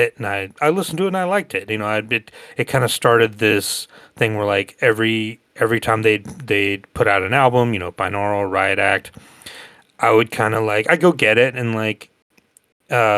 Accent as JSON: {"language": "English", "region": "Northwest Georgia", "country": "United States", "tie": "born or raised there", "also_born_or_lived": "Athens, Georgia", "said": "I grew up in Northwest Georgia, about an hour from Atlanta"}